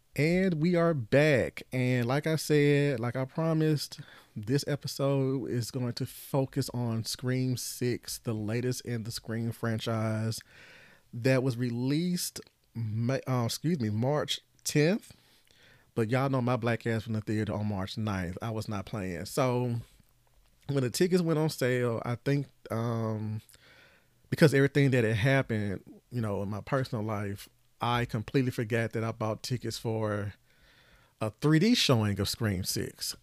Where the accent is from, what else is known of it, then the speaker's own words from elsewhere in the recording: Tennessee, United States; I'm from Tennessee, as y'all know, and I'm still here